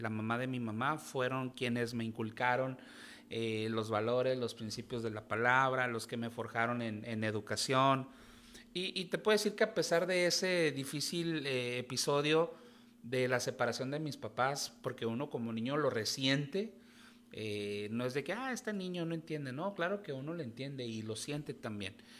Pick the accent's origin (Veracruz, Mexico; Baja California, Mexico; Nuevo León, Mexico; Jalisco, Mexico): Baja California, Mexico; Tijuana; nací aquí en Tijuana, justo el día de ayer cumplí años